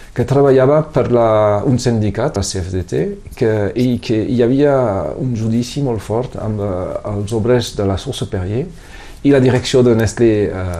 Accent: Perpignan, Occitania, France; born or raised there; Catalan is a second language

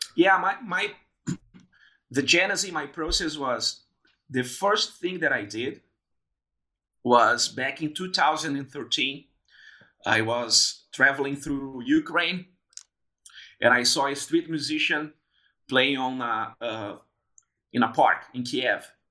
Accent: Brazil; moved away as an adult; also born or lived in Porto Alegre, Brazil / São Paulo, Brazil; now in Melbourne, Australia; I went back to Brazil. I moved from Porto Alegre to São Paulo

